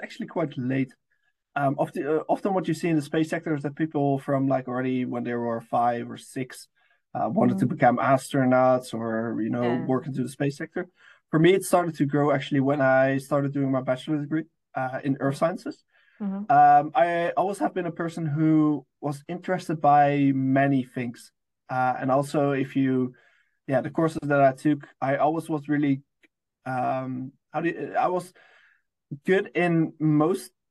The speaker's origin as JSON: {"language": "English", "area": "near Amsterdam", "region": "North Holland", "country": "Netherlands", "moved": "as an adult", "lives_now": "Oxford, United Kingdom", "said": "I'm originally from the Netherlands, close to Amsterdam, the big capital of the Netherlands."}